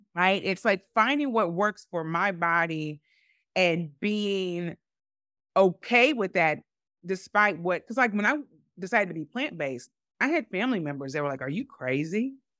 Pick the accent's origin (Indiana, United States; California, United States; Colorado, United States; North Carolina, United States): Indiana, United States; Evansville; moved away as an adult; grew up in Evansville